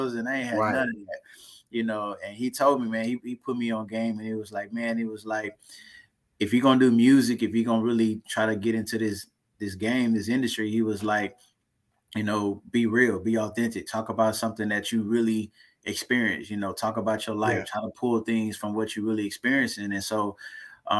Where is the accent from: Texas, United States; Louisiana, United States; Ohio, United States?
Texas, United States; Texarkana; now in Killeen, United States; I was born in Texarkana, Texas